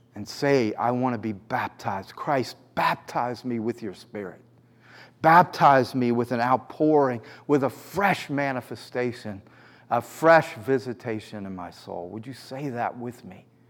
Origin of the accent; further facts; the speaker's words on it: New York, United States; as a New Yorker